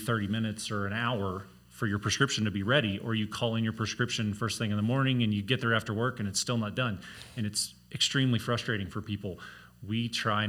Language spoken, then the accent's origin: English; Missouri, United States; moved away as an adult; now in Colorado, United States; originally we're from Missouri, born and raised in Missouri, born and raised on a farm